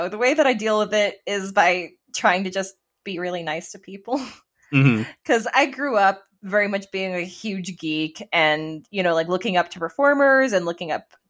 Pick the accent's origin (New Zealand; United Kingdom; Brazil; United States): United States; Las Vegas, Nevada; I'm some kid from Nevada